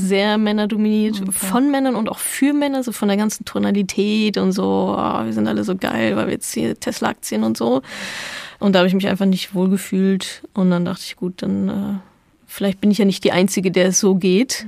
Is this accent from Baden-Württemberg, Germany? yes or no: no; Dortmund, North Rhine-Westphalia, Germany; Ich komme aus Dortmund, also großer BVB-Fan natürlich